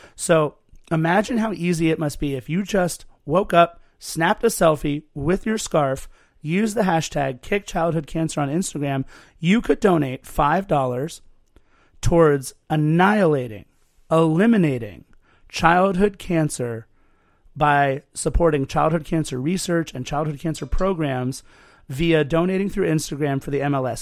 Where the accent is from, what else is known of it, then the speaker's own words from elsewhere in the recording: Torrance, California, United States; also born or lived in West Los Angeles / Lawndale; I was born in West L A, grew up in Torrance